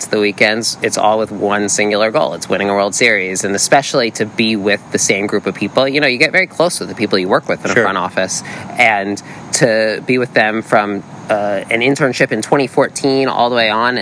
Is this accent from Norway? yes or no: no; East Coast, United States; growing up on the East Coast